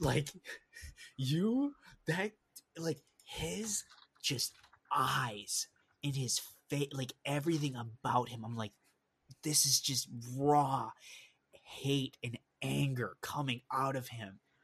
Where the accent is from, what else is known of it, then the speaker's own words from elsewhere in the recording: Minnesota, United States; also born or lived in Wisconsin; we grew up in Minnesota